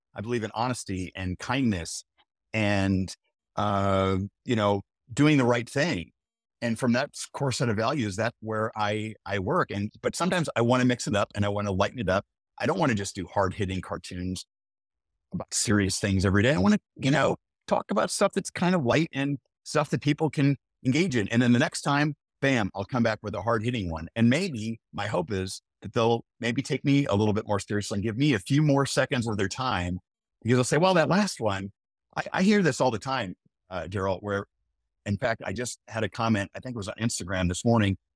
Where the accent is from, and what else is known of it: Omaha, Nebraska, United States; born or raised there